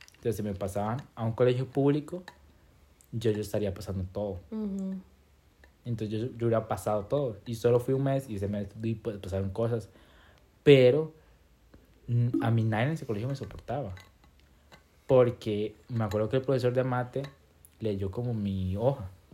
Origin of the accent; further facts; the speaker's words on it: Limón, Costa Rica; soy de Limón